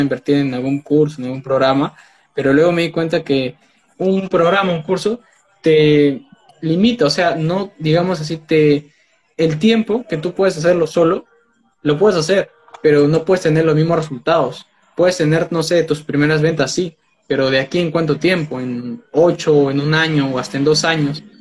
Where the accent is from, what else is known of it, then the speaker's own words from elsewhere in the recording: Peru; tengo 19 años, soy de Perú